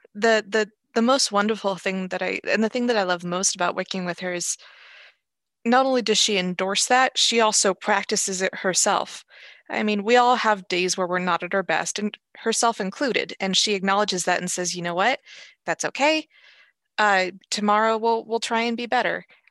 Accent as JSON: {"language": "English", "town": "Los Angeles", "region": "California", "country": "United States", "tie": "born or raised there", "also_born_or_lived": "Seattle", "moved": "as an adult", "lives_now": "Everett, United States", "said": "I grew up in Los Angeles, and I, I moved to Seattle when, in my early twenties"}